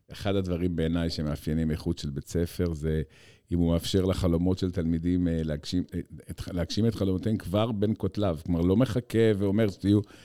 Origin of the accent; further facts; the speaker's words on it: Haifa, Haifa District, Israel; אני בתור ילד שגדל בחיפה של שנות ה-70